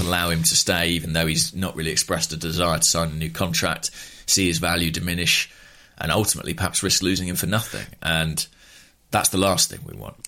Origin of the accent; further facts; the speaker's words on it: England, United Kingdom; as a Englishman